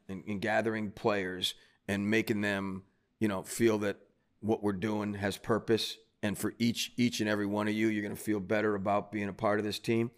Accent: Cleveland, Ohio, United States; moved away as an adult; also born or lived in New York City; now in New Jersey, United States; growing up in Cleveland

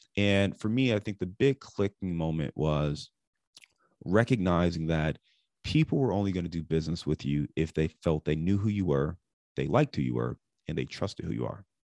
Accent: Cleveland, Ohio, United States; also born or lived in Dayton, Ohio / Detroit / Chicago; now in Cincinnati, United States; I live in Cincinnati today, but I'm born and raised in Cleveland.

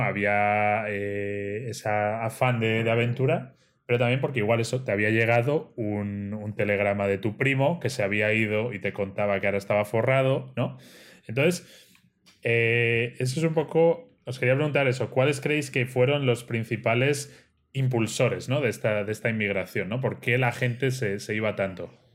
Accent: Spain; moved away as an adult; Los tres emigramos de España en su momento

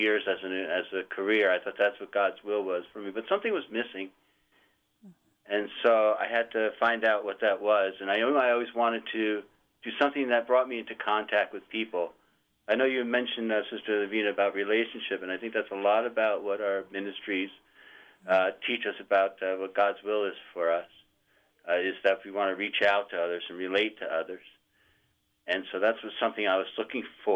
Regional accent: New Jersey, United States; I originally was born and raised in New Jersey

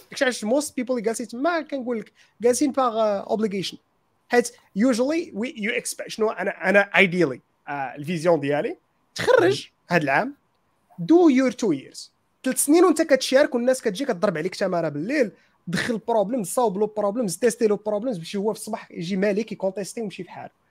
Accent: Morocco

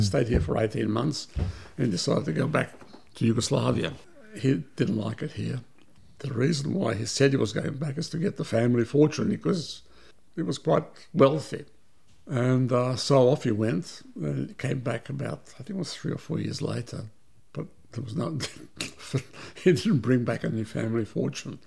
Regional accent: Melbourne, Victoria, Australia; English is a second language; also born or lived in Belgrade, Serbia / Vienna, Austria; we came to Australia as refugees in 1958

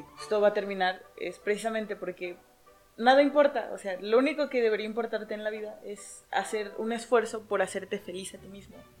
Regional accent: Mexico; aquí en la cultura mexicana tengamos el, Día de Muertos

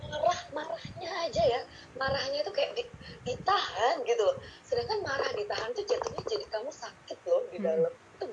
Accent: Bontang, East Kalimantan, Indonesia; also born or lived in Ponorogo; terus uh, eh, TK SD di Bontang

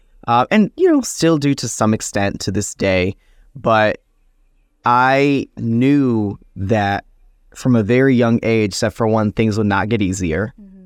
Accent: Buffalo, New York, United States; being a young Latino in the city of Buffalo, and also being a member of the LGBT community, growing up in the Latino community

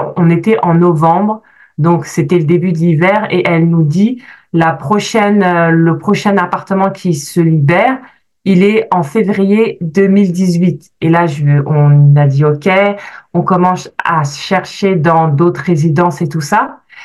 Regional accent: France; moved away as an adult; now in Canada; je suis née, j'ai grandi en France, je suis arrivée au Canada il y a presque sept ans maintenant.

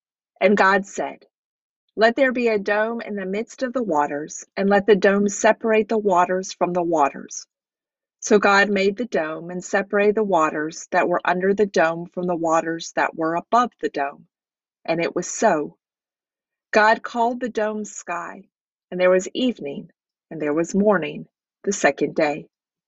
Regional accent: Nashville, Tennessee, United States; also born or lived in Georgia / North Carolina; I was born in Georgia and lived my first 5 years in a small town in the Blue Ridge Mountains of North Carolina. I lived 7 years in Nashville, Tennessee.

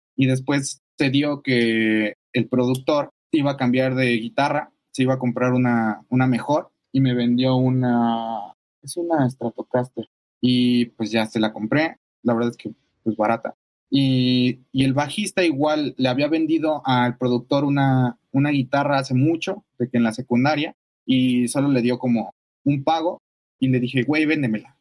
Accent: Nezahualcóyotl, State of Mexico, Mexico; first language Spanish; moved away as an adult; now in Mexico City, Mexico; Somos de Ciudad de México. Bueno, de justo al ladito de Ciudad de México, en el Estado de México, ah. hay una, colonia que se llama Nezahualcóyotl. Ahí vivíamos

